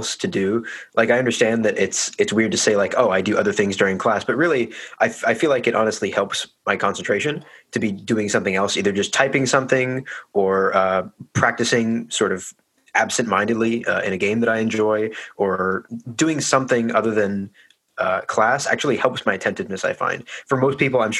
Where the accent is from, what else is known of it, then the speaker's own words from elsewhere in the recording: Hillsboro, Oregon, United States; Grew up in Hillsboro. Lived here all my life. Still live here, in fact.